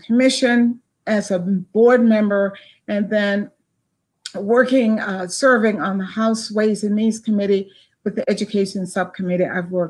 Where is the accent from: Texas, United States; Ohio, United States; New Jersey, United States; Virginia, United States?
Virginia, United States; Doswell; moved away as an adult; also born or lived in Bowie, Maryland; now in Maryland, United States; I was born in Doswell, Virginia. Mm-hmm. People know Doswell only from King's Dominion. And I went to school, public school in Hanover County, Virginia.